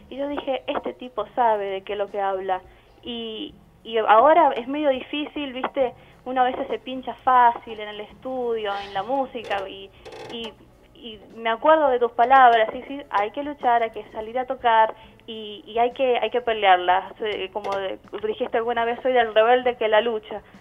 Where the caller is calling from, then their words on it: San Juan, Argentina; de San Juan